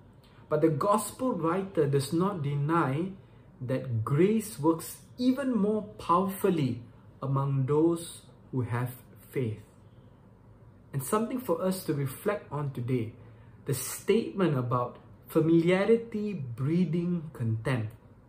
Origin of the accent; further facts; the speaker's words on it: Malaysia; Once again … I'm from Malaysia.